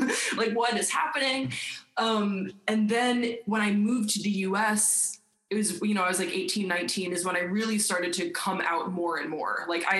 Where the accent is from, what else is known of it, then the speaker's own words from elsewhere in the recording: South Carolina, United States; born there; also born or lived in Delaware / Belgium; Yeah, so I was born in South Carolina, and my dad was a Navy chaplain